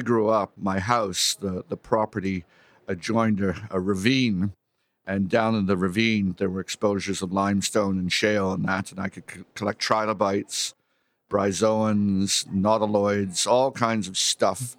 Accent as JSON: {"language": "English", "town": "Toronto", "region": "Ontario", "country": "Canada", "tie": "born or raised there", "moved": "as an adult", "said": "I was born here in Toronto"}